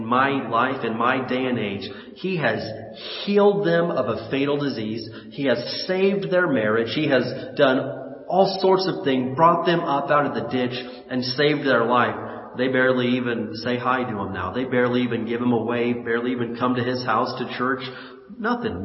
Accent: Indiana, United States; when I was a kid growing up in Indiana

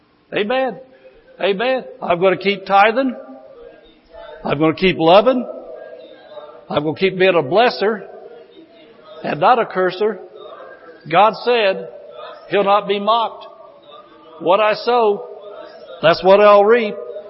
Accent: Indiana, United States; I came from Indiana. I was out in Indiana a lot of years.

